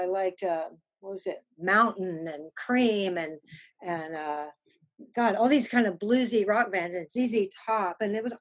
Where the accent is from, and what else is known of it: Austin, Texas, United States; born or raised there; also born or lived in England / London